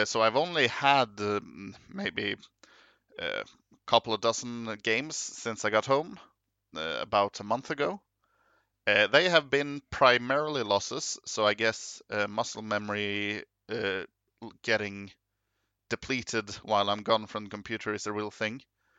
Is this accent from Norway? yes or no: yes; Norway; English is a second language; Maybe I should mention, hi … I'm not a English native speaker. I am from Norway.